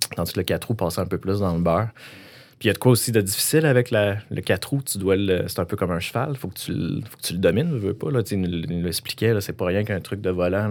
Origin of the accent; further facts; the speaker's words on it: Quebec, Canada; dans mon village natal, qui n'est pas, qui est pas val mais j'habitais juste à côté